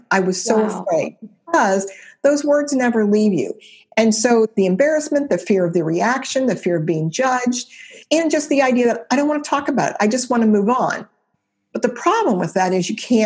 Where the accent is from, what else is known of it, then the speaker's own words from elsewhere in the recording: Cincinnati, Ohio, United States; It's a church in Cincinnati, Ohio. I was 16 at the time.